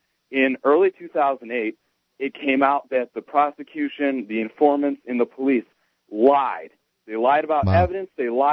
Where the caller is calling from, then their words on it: Cuyahoga County, Ohio, United States; So I'm calling in from Cuyahoga County, Ohio, which is home to Cleveland.